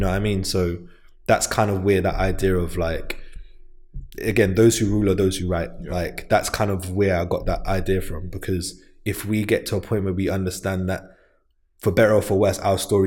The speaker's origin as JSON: {"language": "English", "region": "London", "country": "United Kingdom", "said": "I'm from St. Raphael's Estate"}